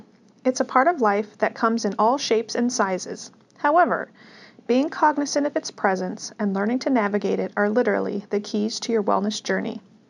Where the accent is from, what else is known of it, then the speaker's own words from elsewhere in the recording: Midwest, United States; born there; I was born in the Midwest and grew up in what I consider to be a very healthy family.